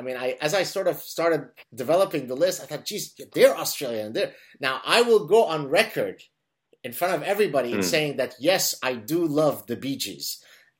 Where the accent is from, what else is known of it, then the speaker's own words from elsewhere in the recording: Montreal, Quebec, Canada; I'm back in Montreal, which is my hometown.